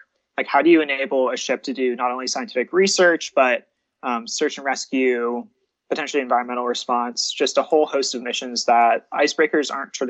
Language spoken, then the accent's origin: English; New England, United States; We're both from New England